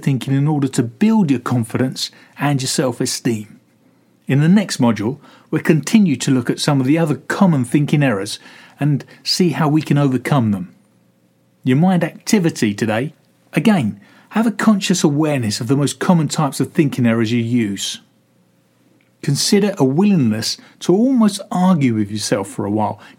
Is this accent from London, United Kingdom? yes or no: yes; London, United Kingdom; I'm a dual national with Italian parents. I was born in London